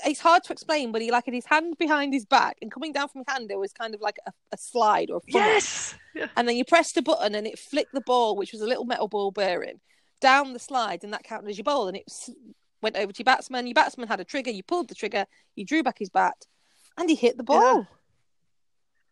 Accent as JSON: {"language": "English", "region": "Yorkshire and the Humber", "country": "United Kingdom", "said": "I'm from Yorkshire"}